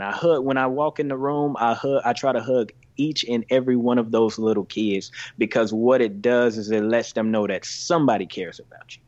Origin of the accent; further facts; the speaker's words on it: Greenville, Mississippi, United States; also born or lived in Chicago, Illinois; I grew up in Greenville, Mississippi